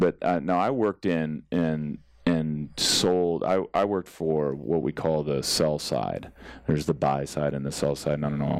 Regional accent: San Jose, California, United States; also born or lived in Massachusetts; I was born in Massachusetts but raised in Bay Area.

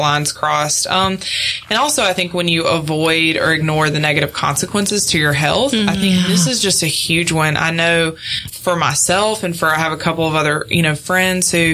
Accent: Deep South, United States; I grew up in the Deep South

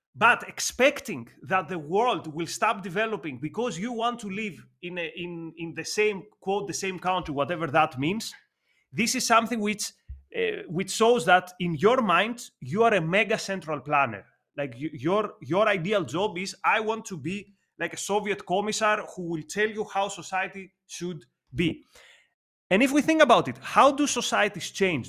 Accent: Athens, Attica, Greece; English is a second language; Growing up in Athens, I remember a graffiti on a wall in my neighborhood

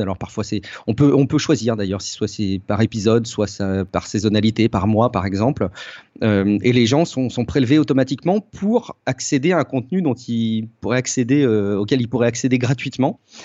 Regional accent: Charente, around Angoulême, Nouvelle-Aquitaine, France; j'ai, j'ai grandi, euh, en Charente, dans un petit, un petit coin un peu paumé autour d'Angoulême

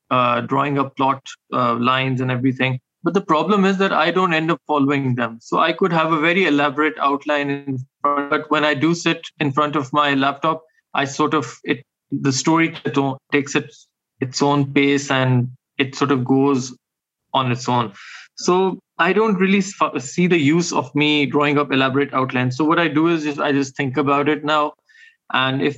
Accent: Pakistan; I'm a Pakistani author

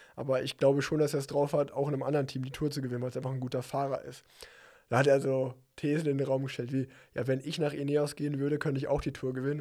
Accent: Unna, North Rhine-Westphalia, Germany; in meiner, meiner Heimatstadt Unna

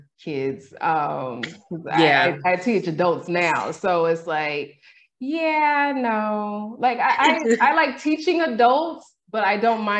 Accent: California, United States; moved away; I'm originally from California

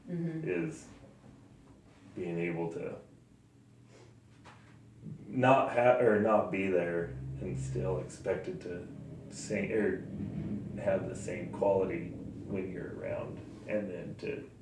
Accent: Texas, United States; She's like, because you'd still be laying out there, and I'm from Texas.

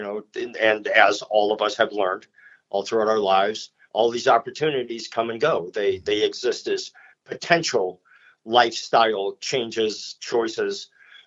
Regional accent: Chicago, Illinois, United States; moved away as an adult; also born or lived in Joplin, Missouri; I'm from Chicago, so I graduated from high school

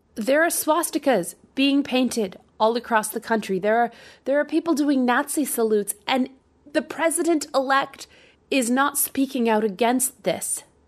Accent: Canada; moved away as an adult; now in United States; I can go to Canada. I'm from Canada.

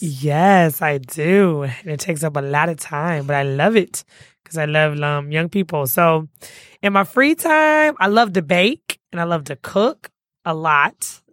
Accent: Detroit, Michigan, United States; also born or lived in Alabama; I am from Detroit

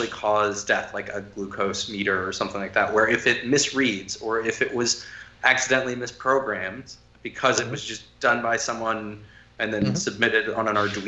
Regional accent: United States; being an American

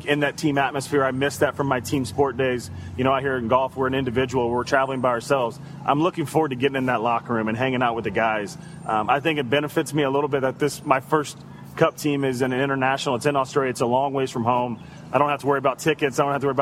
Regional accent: Topeka, Kansas, United States; I signed early to play basketball at Washburn University. It was in my hometown.

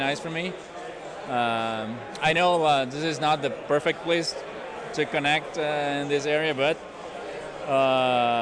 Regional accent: Brazil; also born or lived in Ottawa, Canada / Europe; now in San Diego, United States; I'm originally from Brazil

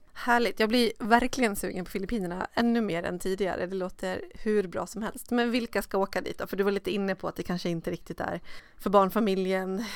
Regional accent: Dalarna County, Sweden; now in Stockholm, Sweden; i min hemstad uppe i Dalarna

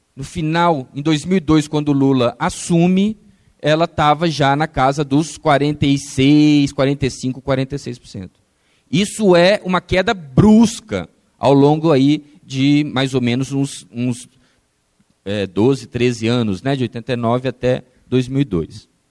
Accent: Brazil; nós, enquanto brasileiros

